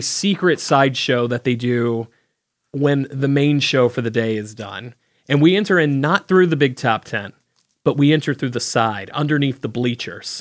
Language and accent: English; the South, United States; I grew up in the South